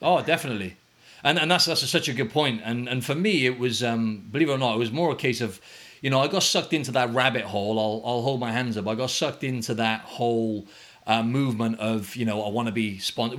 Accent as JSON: {"language": "English", "region": "Wales", "country": "United Kingdom", "moved": "yes", "lives_now": "Australia", "said": "We're both from Wales"}